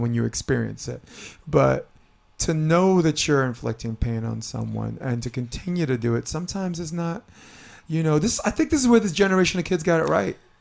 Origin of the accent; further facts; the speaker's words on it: California, United States; as a Californian